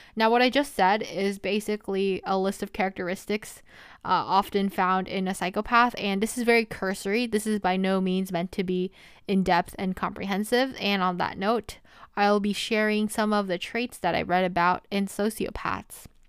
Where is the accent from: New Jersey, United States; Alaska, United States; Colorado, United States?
New Jersey, United States; I am a senior from New Jersey